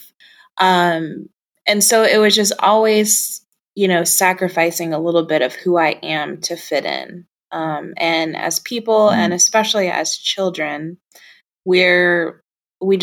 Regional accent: Nebraska, United States; I was actually born in Nebraska, so right literally in the center of the United States. Grew up here

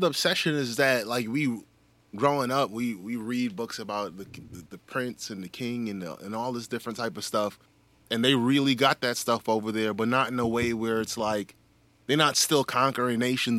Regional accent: Germany; born there; Shit, I was born in Germany.

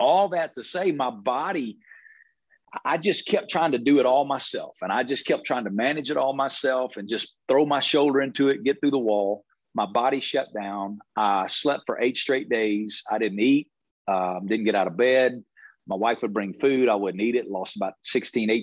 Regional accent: the Bible Belt, United States; moved away as an adult; now in Las Vegas, United States; I came from the Bible Belt, where I was raised in a Christian family

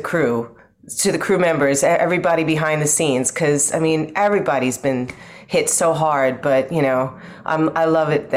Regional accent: Long Island, New York, United States; also born or lived in London; now in Brooklyn, United States; I was born and raised on Long Island.

